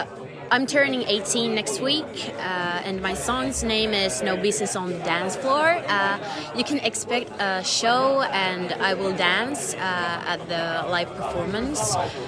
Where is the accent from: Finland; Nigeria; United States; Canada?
Finland; also born or lived in Berlin, Germany; I used to live in Berlin for 6 years, and I'm from Finland